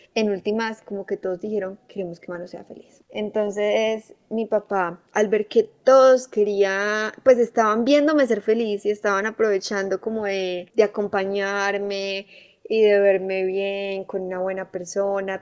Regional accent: Medellín, Antioquia, Colombia; yo soy de Medellín

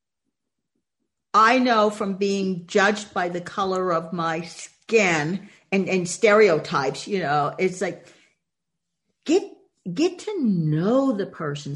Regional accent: Boston, Massachusetts, United States; growing up in Boston

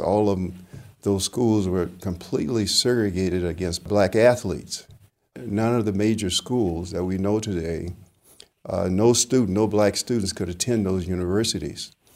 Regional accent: La Porte, Texas, United States; moved away; from LaPorte, Texas, and, uh, the city of LaPorte did not have a school accommodations for black students beyond the eighth grade

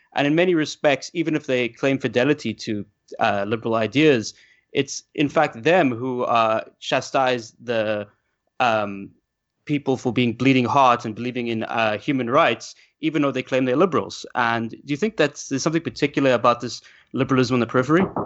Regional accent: South Africa; I'm from South Africa

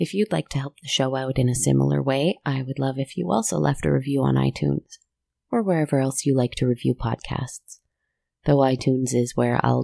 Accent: Canada; as a Canadian

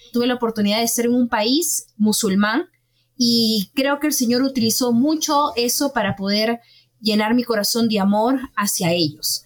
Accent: Callao, Peru; moved away as an adult; yo soy este, del Callao, es una provincia en el Perú

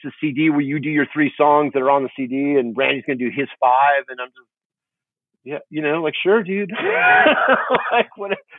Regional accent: Huntington Beach, California, United States; also born or lived in Fountain Valley; Yeah, born and raised in Huntington Beach and Fountain Valley, which is, as you know, is the next city over.

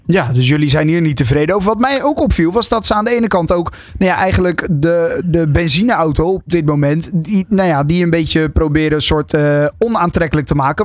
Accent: Netherlands; als Nederland zijnde

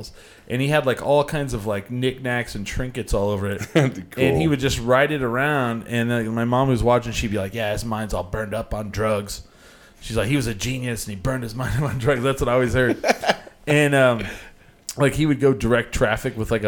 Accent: Clovis, New Mexico, United States; we didn't have anything like that in Clovis

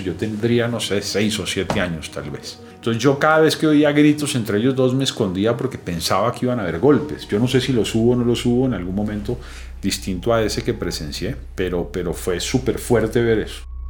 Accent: Bogotá, Colombia; nací aquí en Bogotá

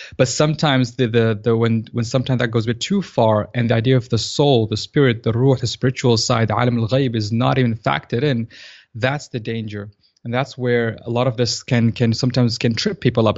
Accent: Saudi Arabia; moved away as an adult; also born or lived in Tanzania / United Kingdom; now in Dallas, United States; So I was born in Tanzania, in East Africa, and I lived in Saudi Arabia for most of my childhood

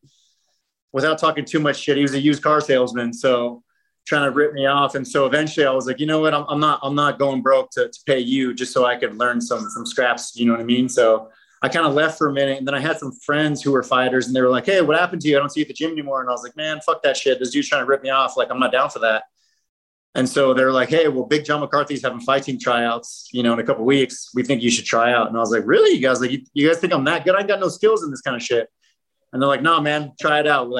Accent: Los Angeles, California, United States; also born or lived in Lancaster, California / Simi Valley, California; I grew up in Canoga Park, kind of in a bad area

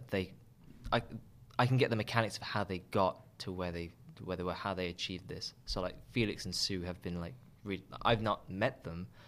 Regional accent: Birmingham, West Midlands, United Kingdom; now in London, United Kingdom; I had a fairly good experience growing up here

